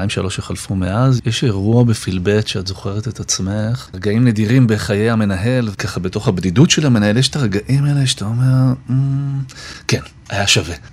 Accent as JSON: {"language": "Hebrew", "town": "Jerusalem", "region": "Jerusalem District", "country": "Israel", "said": "אני, אני יודע שאני אני כ, כירושלמי, ירושלמי לשעבר, מתגעגע"}